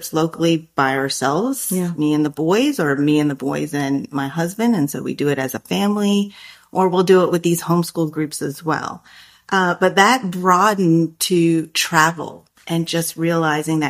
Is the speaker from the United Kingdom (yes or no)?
no; United States; I am Filipino. I was born here in the U.S., but ethnically I am from the Philippines